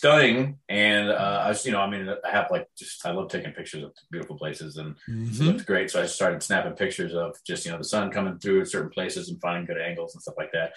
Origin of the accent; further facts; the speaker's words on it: San Juan Capistrano, California, United States; also born or lived in Dana Point, California; I grew up in San Juan Capistrano, which is only about 20 to 30 minutes south of Irvine. That's where, my first formative years, probably 1 through 12 years old